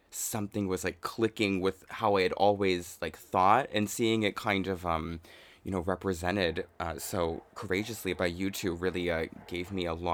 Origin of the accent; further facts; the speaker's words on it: United States; now in Japan; I love being the glamorous, like uh, too tall fish out of water and uh, experiencing the culture as like an American. And uh, I love speaking Japanese.